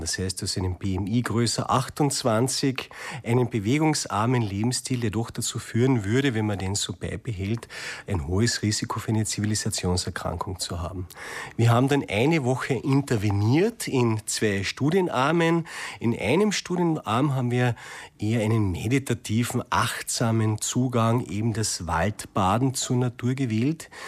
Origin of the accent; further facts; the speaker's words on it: Austria; bei uns in Österreich